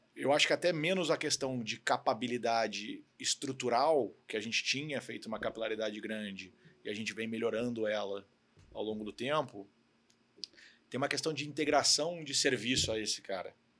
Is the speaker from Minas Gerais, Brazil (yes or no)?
no; Curitiba, Paraná, Brazil; moved away as an adult; also born or lived in Rio de Janeiro; now in São Paulo, Brazil; eu sou carioca, na verdade, mas eu morei a vida inteira em Curitiba, então considero que eu sou curitibano